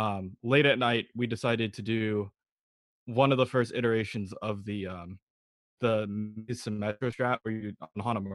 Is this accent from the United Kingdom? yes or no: no; Bay Area, California, United States; I'm from the Bay Area